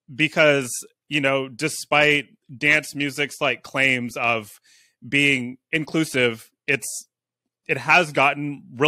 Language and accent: English; San Francisco, California, United States; now in Oakland, United States; I'm from San Francisco. I live in Oakland